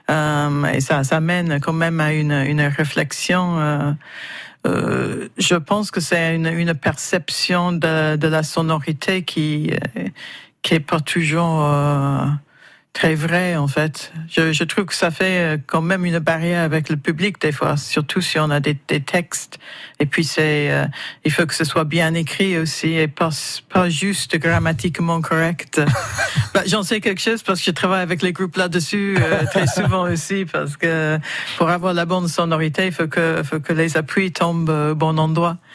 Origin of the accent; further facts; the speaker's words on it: France; moi, en tant que Français